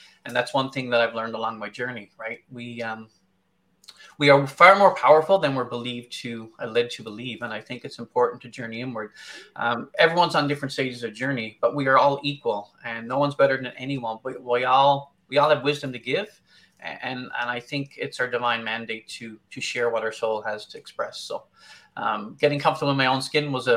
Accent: Newfoundland and Labrador, Canada; also born or lived in Arctic; now in London, Canada; I'm originally from Newfoundland. I spent over 16 years in the Arctic

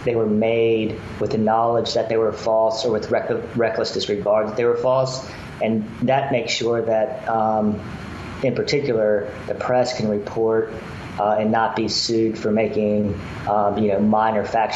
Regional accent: Memphis, Tennessee, United States; moved away as an adult; now in Mississippi, United States; I'm a native of Memphis, Tennessee

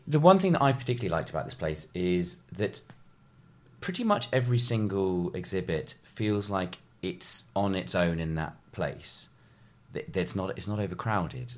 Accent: New Forest, South East England, United Kingdom; I grew up in the New Forest

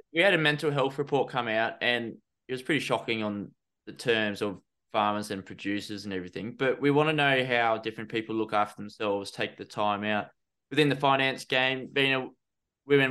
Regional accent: Australia; also born or lived in London; as an Aussie

